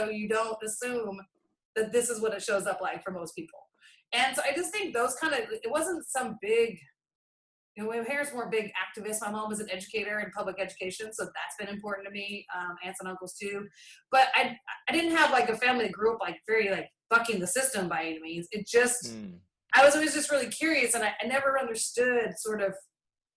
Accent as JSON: {"language": "English", "town": "Boise", "region": "Idaho", "country": "United States", "tie": "born or raised there", "moved": "yes", "said": "I grew up in Boise, Idaho, almost my entire life"}